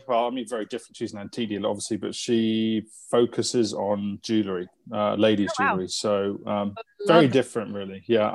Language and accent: English; London, United Kingdom; I'm like born and bred in London.